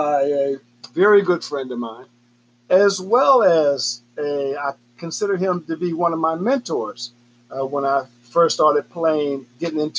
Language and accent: English; Pittsburgh, Pennsylvania, United States; moved away; also born or lived in Chicago, Illinois; I was raised in Pittsburgh